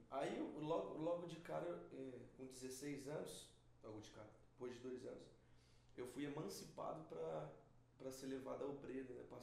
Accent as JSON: {"language": "Portuguese", "town": "Presidente Prudente", "region": "São Paulo", "country": "Brazil", "said": "eu sou de Presidente Prudente, interior de São Paulo."}